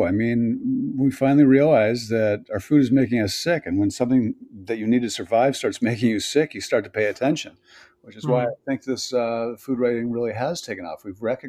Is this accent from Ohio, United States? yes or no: yes; Cleveland, Ohio, United States; born there; I was born in 1963 in Cleveland, Ohio.